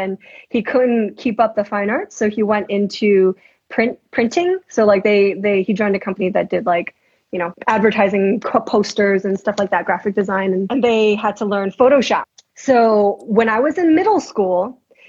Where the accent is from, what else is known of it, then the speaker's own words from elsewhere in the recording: New York City, New York, United States; New York. So Queens, New York. Yeah. And that was like elementary school